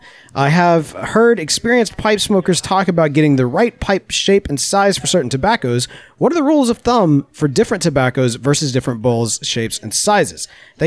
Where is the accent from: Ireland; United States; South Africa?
United States; Mississippi; But I'm from Mississippi.